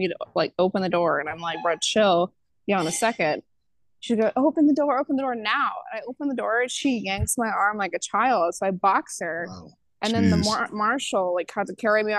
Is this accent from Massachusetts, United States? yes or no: no; Savannah, Georgia, United States; I'm from Savannah, Georgia